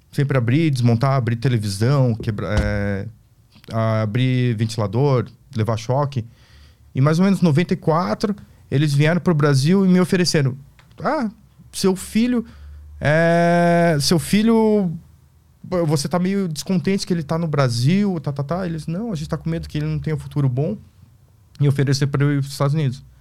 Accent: South Korea; now in Brazil; Até que um dia eu me toquei que eu sou coreano, sabia falar, eh, sabia entender japonês por causa que eu via desenho animado.

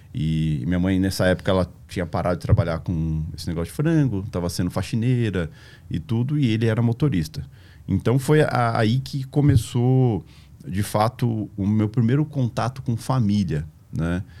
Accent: Juiz de Fora, Minas Gerais, Brazil; moved away; also born or lived in São João del-Rei / Tietê; Eu sou nascido em São João Del Rei, né? E nasci meio que por engano lá. É, minha mãe é de Juiz de Fora, morava em Juiz de Fora, e foi passear lá, acabei nascendo em São João Del Rei, e depois ela voltou para Juiz de Fora

